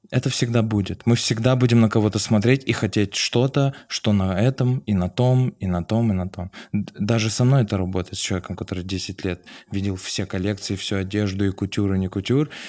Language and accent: Russian; Vladikavkaz, North Ossetia–Alania, Russia; moved away; когда я приехал из Владикавказа. У меня вообще не было денег.